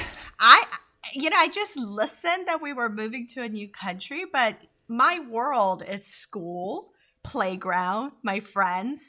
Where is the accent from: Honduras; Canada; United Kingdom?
Honduras; also born or lived in Korea; now in United States; vibrant way of living that I was taught by growing up in Honduras